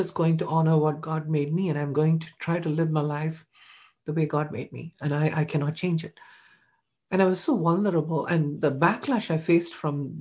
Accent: India; now in United States; I was an Indian person. I was not an American

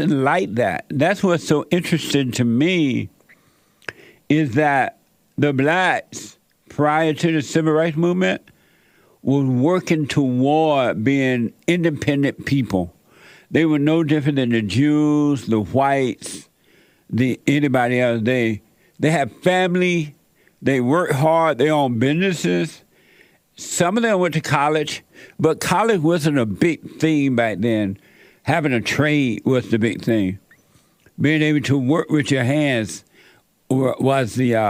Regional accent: Alabama, United States; I grew up down in Alabama, up on a plantation there

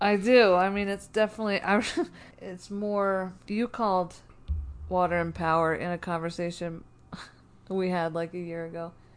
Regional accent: New Jersey, United States; now in Denver, United States; I grew up in South Jersey

